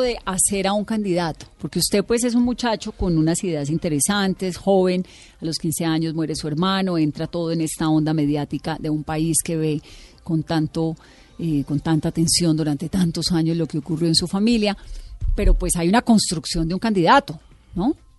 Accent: Cali, Valle del Cauca, Colombia; Yo soy caleña, imagínense cómo crecí en los años 80.

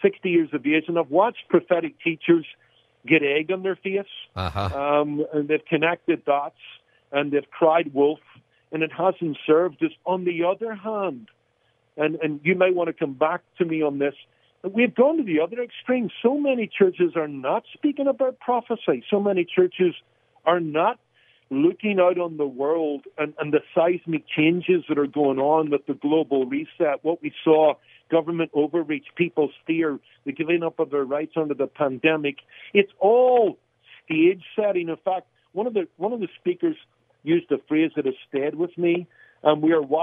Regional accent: Belfast, Northern Ireland, United Kingdom; moved away; a boy growing up in Belfast

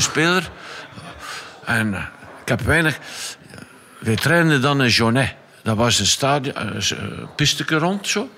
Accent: Flanders, Belgium; als Vlaming

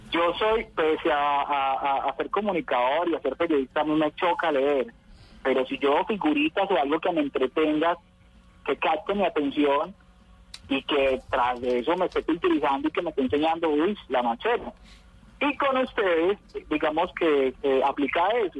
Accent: Urabá, Antioquia, Colombia; also born or lived in Cáceres, Antioquia / Medellín; now in Apartadó, Colombia; Yo soy de Cáceres, Cáceres, Antioquia, antes de llegar al Bajo Cauca. Pero soy criado en Medellín como hasta los ocho años y como a los, sí, como los 9, 10 me vine para la región del Urabá y estoy viviendo en apartado

